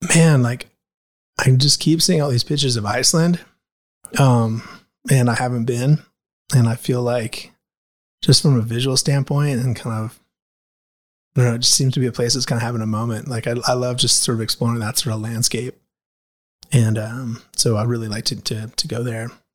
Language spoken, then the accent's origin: English; Anchorage, Alaska, United States; moved away; I grew up in Anchorage, Alaska